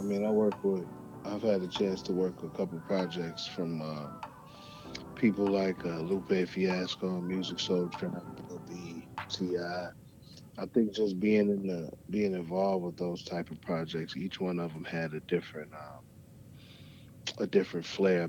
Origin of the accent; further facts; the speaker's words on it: Chicago, Illinois, United States; moved away as an adult; now in Atlanta, United States; growing up in Chicago. And I really wanted to, you know, be a rap star. Initially, you know, I moved from Chicago to Atlanta back in 2006 permanently